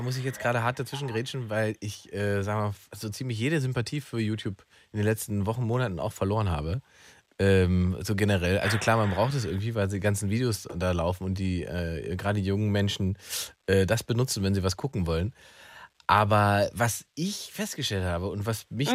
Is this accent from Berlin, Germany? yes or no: yes; Berlin, Germany; ich als Berliner